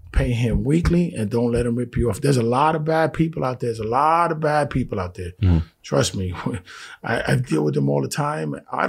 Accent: Bronx, New York, United States; You know, listen. I'm from the Bronx. I'm Puerto Rican.

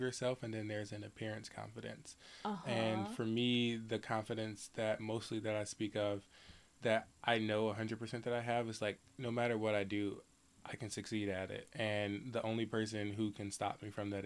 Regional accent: Detroit, Michigan, United States; I am from Detroit, Michigan, just a little bit down the road from the area.

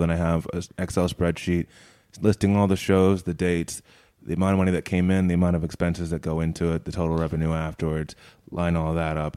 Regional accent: United States; moved away as an adult; I'm from America

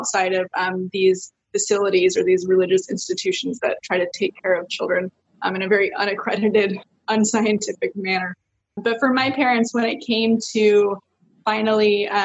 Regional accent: Lake Forest, California, United States; also born or lived in Canada; we actually moved to California when I was like 5 or 6 years old. We're actually from Canada

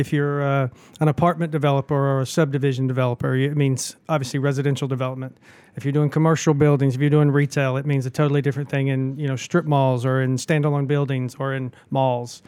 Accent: Birmingham, Alabama, United States; moved away as an adult; also born or lived in Huntsville, Alabama / Nashville, Tennessee / Atlanta, Georgia / Russia; now in Augusta, United States; I grew up in Birmingham, Alabama

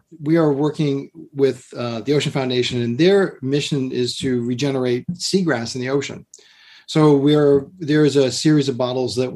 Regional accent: Massachusetts, United States; now in Kentucky, United States; I grew up in Massachusetts, and the beach was a big part of my childhood

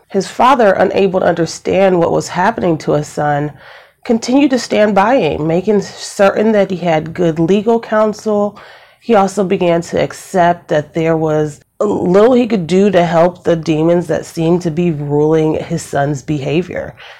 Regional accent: Ohio, United States; I'm from Ohio

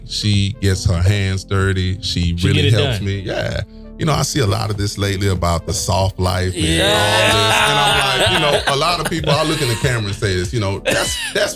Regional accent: New Orleans, Louisiana, United States; moved away as an adult; also born or lived in Nigeria; now in Houston, United States; I grew up in New Orleans, went to high school, elementary

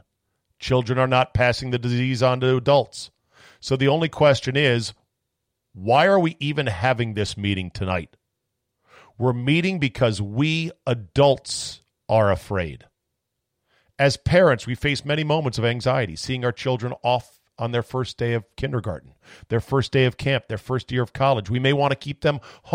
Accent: United States; as an American

